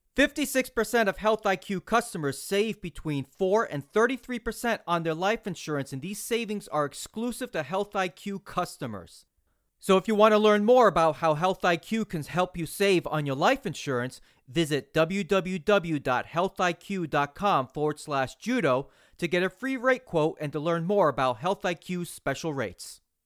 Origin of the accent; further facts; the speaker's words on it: New England, United States; now in Tampa Bay area, United States; I'm originally from New England